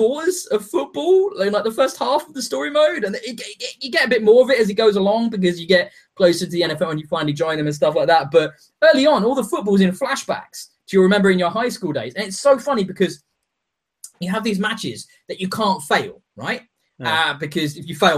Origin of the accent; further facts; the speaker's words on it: England, United Kingdom; I'm from England.